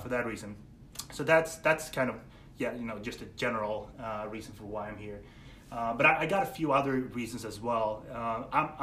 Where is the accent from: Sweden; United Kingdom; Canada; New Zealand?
Sweden; I'm from Sweden, born and raised.